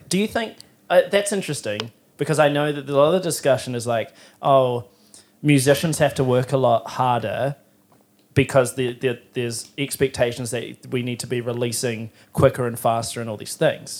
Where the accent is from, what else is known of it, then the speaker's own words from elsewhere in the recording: Timaru, Canterbury, New Zealand; now in Auckland, New Zealand; I'm from Timaru